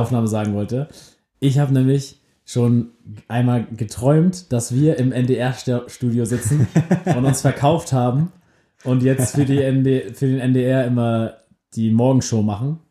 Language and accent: German; Germany; wir sind beide aus der Nähe von Hamburg